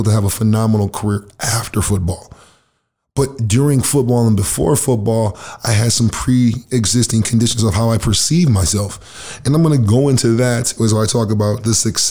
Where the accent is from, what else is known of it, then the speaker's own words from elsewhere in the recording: Lansing, Michigan, United States; moved away as an adult; also born or lived in Grand Rapids, Michigan; now in Winnipeg, Canada; I'm really from Lansing. Then I transitioned into Grand Rapids. So I'm from like Grand Lansing